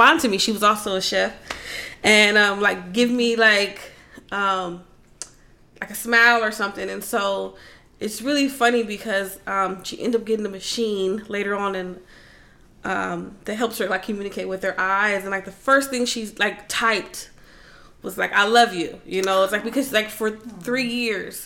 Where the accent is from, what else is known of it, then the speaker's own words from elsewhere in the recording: Los Angeles, California, United States; Growing up in South Central